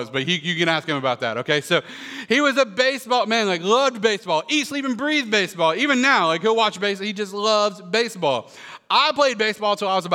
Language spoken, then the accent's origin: English; Florida, United States; We grew up in Florida